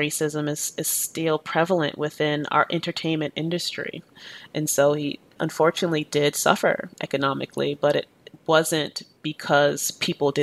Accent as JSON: {"language": "English", "town": "Boston", "region": "Massachusetts", "country": "United States", "tie": "born or raised there", "also_born_or_lived": "Jamaica", "said": "I grew up in inner city Boston in the 90s."}